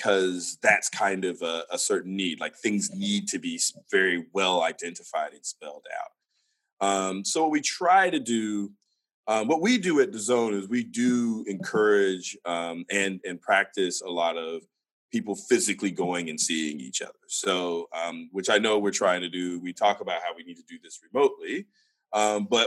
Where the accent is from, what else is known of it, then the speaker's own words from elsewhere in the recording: United States; as an American